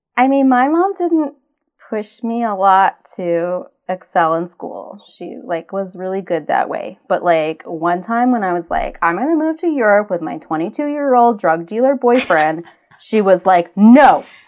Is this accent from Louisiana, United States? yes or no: yes; Cajun, Louisiana, United States; we are Cajun